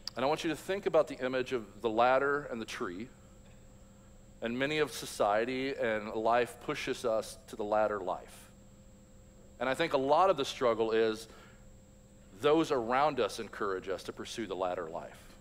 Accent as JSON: {"language": "English", "town": "Louisville", "region": "Kentucky", "country": "United States", "tie": "born or raised there", "said": "I grew up in Louisville, Kentucky"}